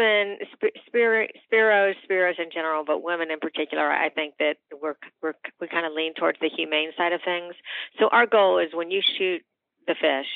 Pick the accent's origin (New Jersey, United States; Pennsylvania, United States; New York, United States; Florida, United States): Florida, United States; Miami; I was born and raised in Miami